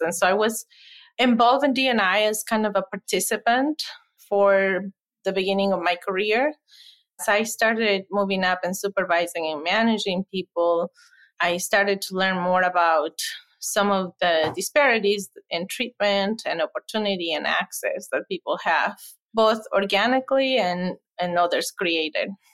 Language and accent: English; Ecuador; moved away as an adult; now in Madison, United States; I am originally from Ecuador, came here for college